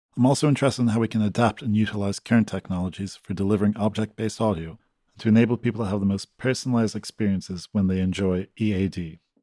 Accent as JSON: {"language": "English", "town": "Galway", "region": "Connacht", "country": "Ireland", "moved": "yes", "said": "I'm from Galway, Ireland"}